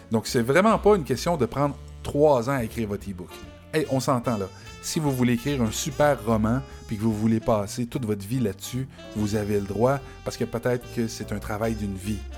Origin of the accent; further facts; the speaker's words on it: Quebec, Canada; accent: Quebec French; Donc moi, évidemment, j'ai un accent québécois